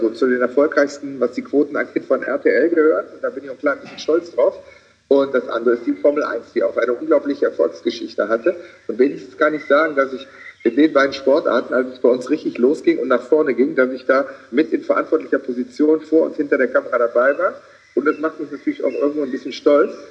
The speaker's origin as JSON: {"language": "German", "region": "Rhineland", "country": "Germany", "said": "Ich wollte aus irgendwelchen Gründen als Rheinländer auch im Rheinland bleiben."}